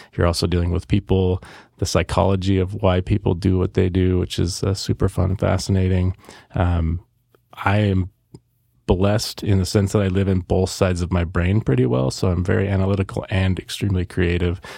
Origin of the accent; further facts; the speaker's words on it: Salem, Oregon, United States; I was born here in Salem, Oregon. Lived here my entire life so far